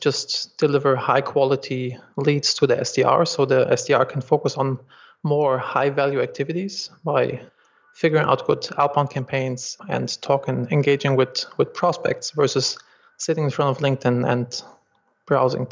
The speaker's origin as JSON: {"language": "English", "country": "Germany", "also_born_or_lived": "Los Angeles, United States", "accent": "German", "second_language": "English", "moved": "as an adult", "said": "I'm originally from Germany, as you can probably hear by my accent, and I moved to Los Angeles"}